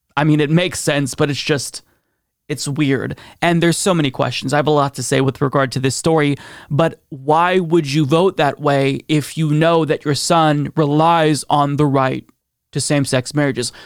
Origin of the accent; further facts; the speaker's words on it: Oregon, United States; my home state of Oregon